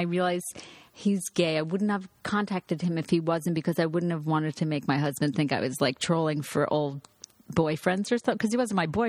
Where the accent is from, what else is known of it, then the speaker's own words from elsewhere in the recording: Long Island, New York, United States; I'm from Long Island.